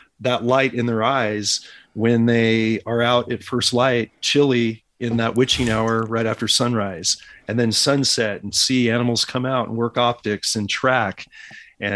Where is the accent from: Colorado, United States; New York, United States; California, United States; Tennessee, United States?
California, United States; moved away; back in California when I'm doing business in my home state